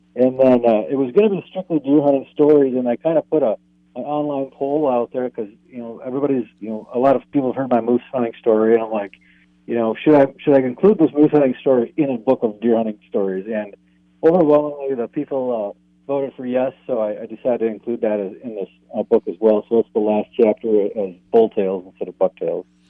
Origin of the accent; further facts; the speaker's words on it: Oshkosh, Wisconsin, United States; now in Two Harbors, United States; I'm actually from Wisconsin originally. I'm a transplant up here